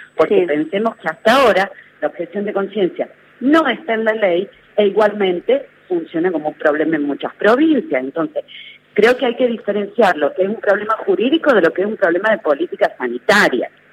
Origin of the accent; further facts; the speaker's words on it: Tucumán, Argentina; yo soy tucumana